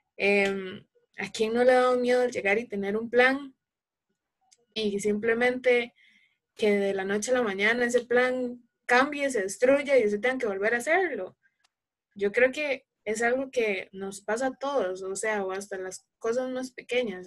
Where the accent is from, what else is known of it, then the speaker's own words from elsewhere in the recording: Alajuela, Costa Rica; soy de Alajuela, Costa Rica